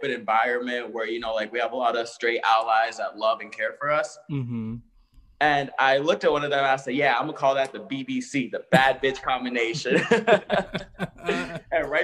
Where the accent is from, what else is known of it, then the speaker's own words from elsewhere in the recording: South Florida, United States; I'm from, you know, South Florida, you know, Broward, Miami-Dade.